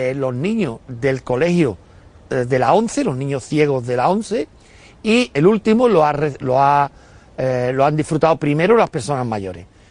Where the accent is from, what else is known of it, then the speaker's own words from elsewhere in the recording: Utrera, Andalusia, Spain; de mi, de mi pueblo, de Utrera